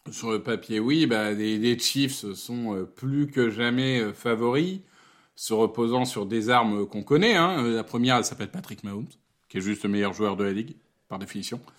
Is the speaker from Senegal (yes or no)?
no; France; Qu'importe, euh, les quarts de finale, voilà, on est français